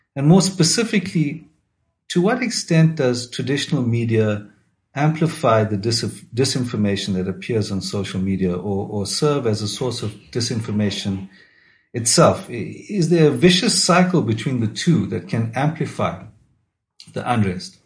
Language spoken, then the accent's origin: English; KwaZulu-Natal, South Africa; I grew up in KwaZulu Natal in the 80s, so I lived through the two states of emergency